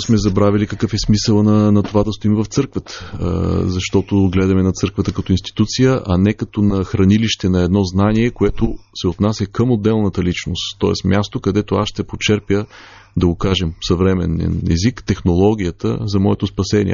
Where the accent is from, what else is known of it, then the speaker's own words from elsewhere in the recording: Bulgaria; нашата история като българи